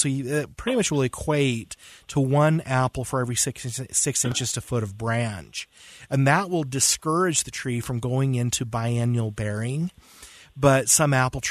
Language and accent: English; West Point, Utah, United States; I'm from West Point.